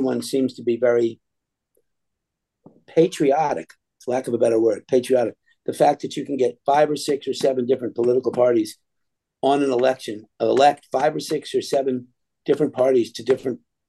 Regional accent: United States; as an American citizen

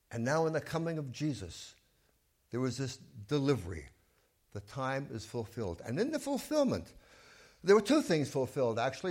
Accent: New York City, New York, United States; I grew up in Brooklyn, and I was a Dodger fan

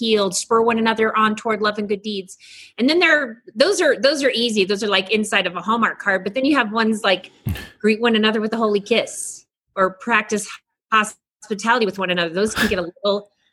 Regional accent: Texas, United States; I'm a Texan. We say all y'all

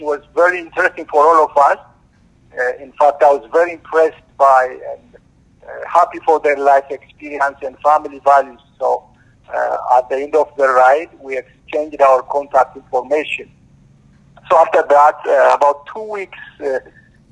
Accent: Ethiopia; moved away as an adult; now in United States; Originally, I'm from Ethiopia. 20 years ago, I came to America in pursuit of a better life

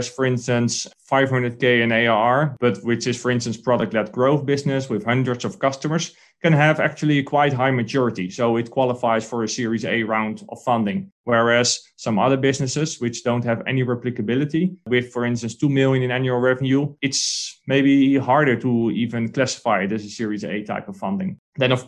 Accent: Netherlands; I'm a guy from the Netherlands or from Europe

